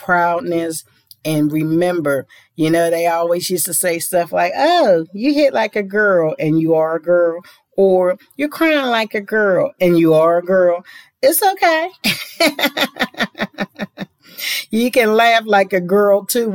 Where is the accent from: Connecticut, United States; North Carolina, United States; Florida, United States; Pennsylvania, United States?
Pennsylvania, United States; Pittsburgh; my hometown of Pittsburgh